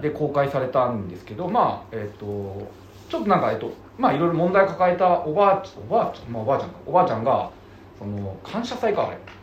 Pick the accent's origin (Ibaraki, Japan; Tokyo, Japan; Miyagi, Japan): Tokyo, Japan; 僕は東京生まれなんで